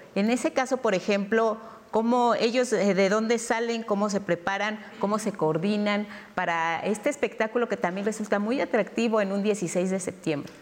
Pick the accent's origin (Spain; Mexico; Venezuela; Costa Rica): Mexico; como mexicanos